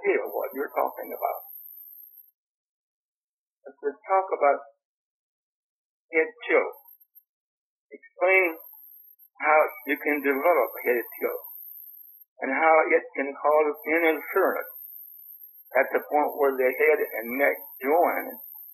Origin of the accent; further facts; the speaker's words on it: Anniston, Alabama, United States; also born or lived in California; I was born in Alabama. Grew up in Alabama and California